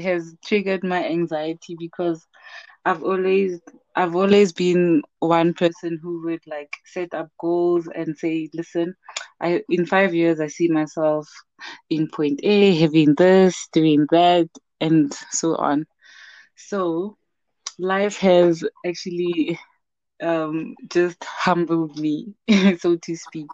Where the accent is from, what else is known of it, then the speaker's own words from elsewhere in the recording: Mahikeng, North West, South Africa; also born or lived in Johannesburg, South Africa; now in Rustenburg, South Africa; I'm a Motswana woman, mother to a 6-year-old lovely boy, Oratile. And my background is in industrial psychology. And I'm from Rustenburg, born in Rustenburg, but bred in Mafikeng, and now we're back